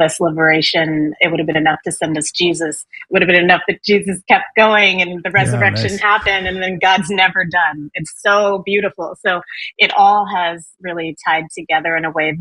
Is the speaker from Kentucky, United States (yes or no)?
no; Washington, District of Columbia, United States; now in New York City, United States; I grew up in Washington, D.C.